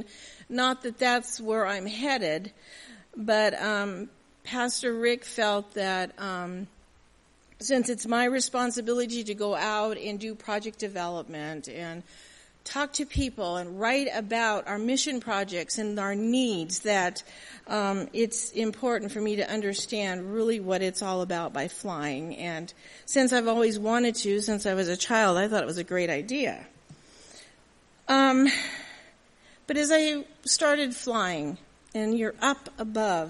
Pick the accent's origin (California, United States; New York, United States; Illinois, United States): California, United States; Southern; also born or lived in Milwaukee; born and raised in Southern California. My home is still there